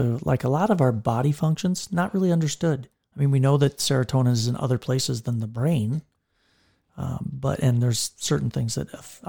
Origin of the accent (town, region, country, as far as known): Park Rapids, Minnesota, United States; born or raised there; moved away